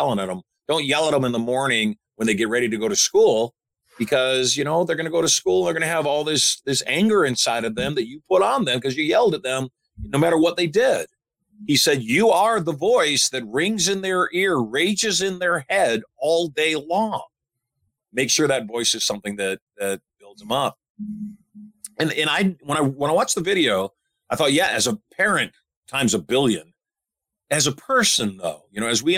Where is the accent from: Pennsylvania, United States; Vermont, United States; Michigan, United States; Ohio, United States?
Michigan, United States; I grew up in Michigan